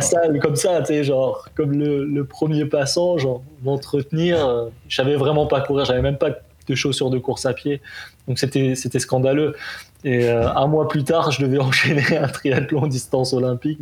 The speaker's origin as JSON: {"language": "French", "region": "Provence-Alpes-Côte d'Azur", "country": "France", "tie": "born or raised there", "moved": "yes", "lives_now": "Montreal, Canada", "said": "je suis natif de la Côte d'Azur"}